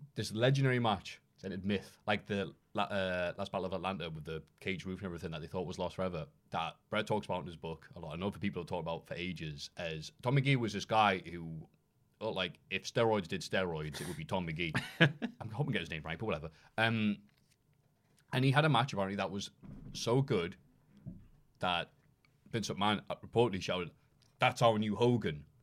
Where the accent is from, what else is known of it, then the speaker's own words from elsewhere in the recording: Tyneside, North East England, United Kingdom; I'm from Tyneside